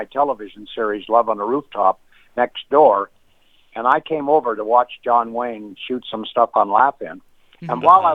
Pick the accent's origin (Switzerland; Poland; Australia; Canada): Canada; moved away as an adult; now in United States; I'm a Canadian. I have dual citizenship, you know. But when I became an American citizen